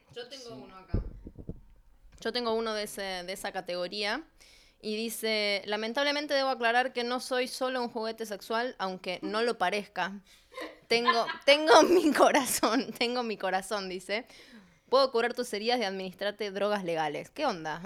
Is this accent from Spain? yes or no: no; Argentina; now in Santiago, Chile; soy de Argentina